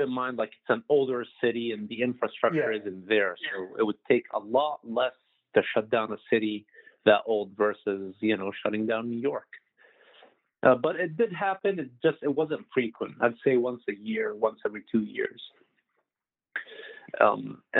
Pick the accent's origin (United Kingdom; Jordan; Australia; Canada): Jordan; Amman, Amman Governorate; also born or lived in Pennsylvania; I was born in Pennsylvania, lived there till I was around 5 or 6, and I moved to Amman, Jordan